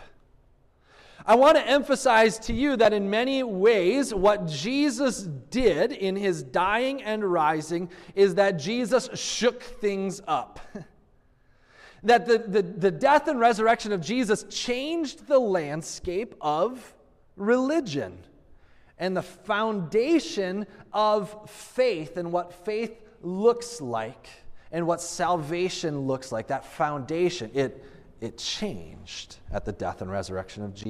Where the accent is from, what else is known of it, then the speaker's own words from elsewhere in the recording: Minnesota, United States; moved away; also born or lived in Missouri; I grew up in Minnesota